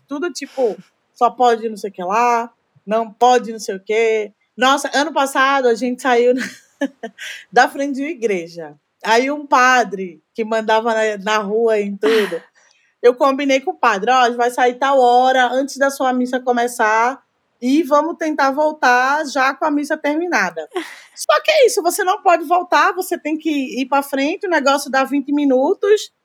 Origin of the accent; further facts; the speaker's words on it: Recife, Pernambuco, Brazil; also born or lived in Olinda; now in São Paulo, Brazil; eu sou de Recife